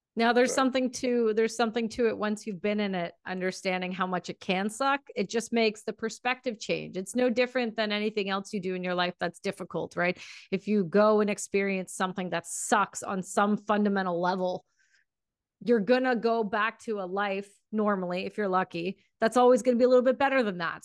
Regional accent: Canada; I'm from Canada

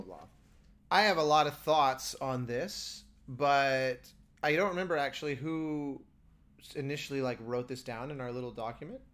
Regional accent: United States; as an American

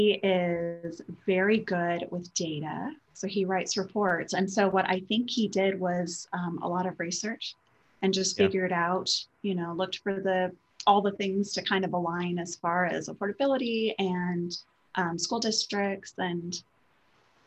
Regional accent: Sacramento, California, United States; born or raised there; moved away as an adult; now in Dallas, United States

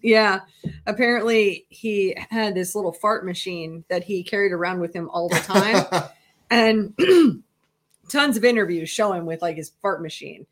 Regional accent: Minnesota, United States; moved away; also born or lived in Iowa; I grew up in Minnesota

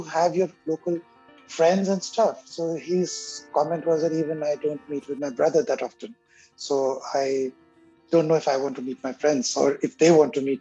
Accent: India; first language Hindi; English is a second language; moved away as an adult; also born or lived in Africa / Egypt; now in Montreal, Canada; I was born in India

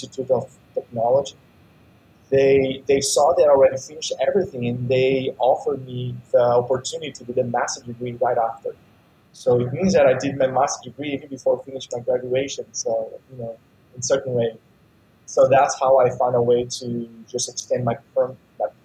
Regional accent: Uberlândia, Minas Gerais, Brazil; now in United States; I grew up in a small town, relatively small in Brazil, called Uberlândia, more on the countryside of Brazil.

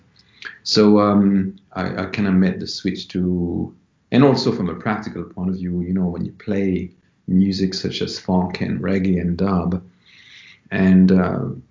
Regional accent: Paris, Île-de-France, France; moved away as an adult; now in London, United Kingdom; I was born in Paris, and I grew up in Paris as well, in France. And I left when I was 19 to come here in London to the UK.

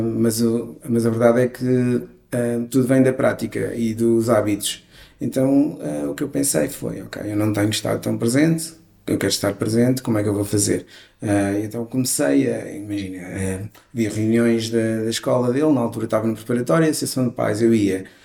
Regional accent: Vialonga, Lisbon, Portugal; vivendo num, num bairro onde eu cresci, que foi Vialonga

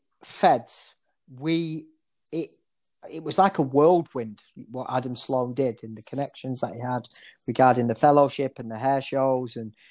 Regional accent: Oldham, North West England, United Kingdom; And I'm a lad from Oldham, a chavvy lad from Oldham, you know, with my model that I'd done a fade on.

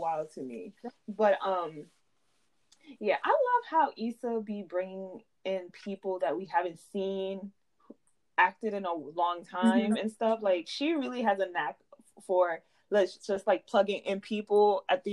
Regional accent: New York City, New York, United States; I'm from the Bronx.

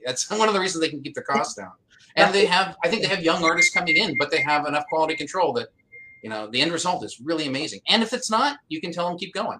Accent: Pennsylvania, United States; also born or lived in Washington State; I'm really lucky in that I don't have much of an accent. I was born in Washington State, went to Pennsylvania, and in that being raised in those places, I'm pretty vanilla way of speaking

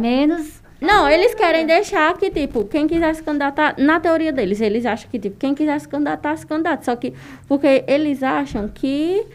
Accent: Northeastern sertão, Northeast Region, Brazil; estamos no interior do sertão nordestino onde o machismo é mais é estrutural

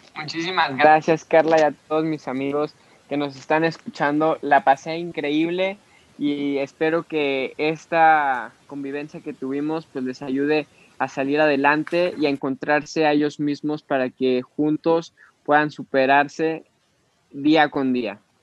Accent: Mexico; como mexicanos

